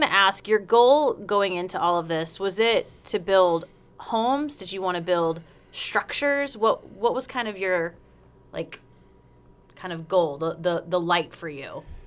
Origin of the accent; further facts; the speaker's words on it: South Carolina, United States; moved away; also born or lived in Las Vegas, Nevada / Medford, Oregon; I'm from South Carolina, so moving out to the West Coast, I lived in Vegas for a while